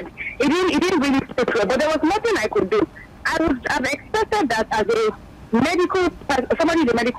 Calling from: Magodo, Lagos, Nigeria; I'm calling from Magodo.

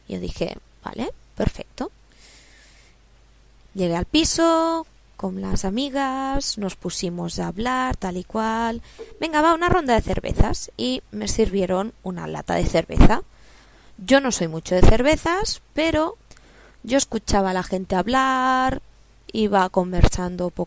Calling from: Barcelona, Catalonia, Spain; os hablo desde Barcelona, España

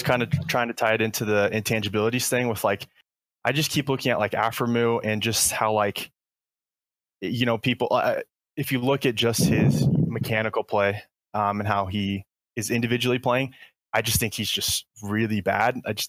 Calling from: Colorado, United States; Hey, I'm from Colorado.

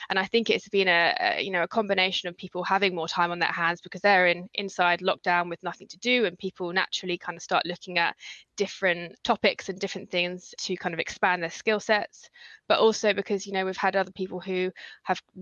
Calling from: Chelmsford, East of England, United Kingdom; also born or lived in London; I'm speaking from uh, Chelmsford in Essex at the moment, having just slightly moved back from London temporarily.

